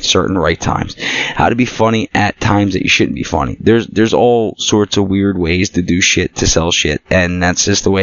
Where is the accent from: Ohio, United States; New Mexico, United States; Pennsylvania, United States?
Pennsylvania, United States; Philadelphia; also born or lived in New Jersey; I'm from Philly. I'm a Philly Jersey mutt